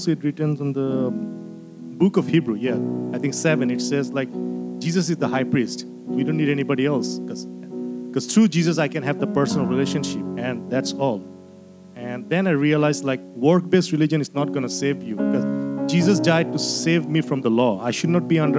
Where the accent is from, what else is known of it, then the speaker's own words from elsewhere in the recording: Bangladesh; now in United States; I'm originally from Bangladesh. So I came in the U.S. in 2010.